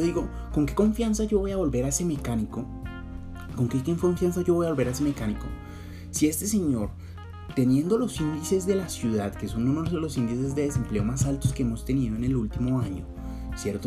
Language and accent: Spanish; Colombia; now in Bogotá, Colombia; somos colombianos, pero somos colombianos de los buenos.